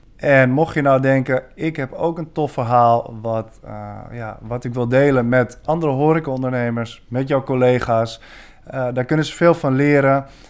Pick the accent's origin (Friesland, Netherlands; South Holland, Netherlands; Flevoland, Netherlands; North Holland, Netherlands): North Holland, Netherlands; Badhoevedorp; geboren in 1989 eh, in Badverdorp, vlak naast Amsterdam. En daar heb ik ook mijn hele leven vrijwel gewoond.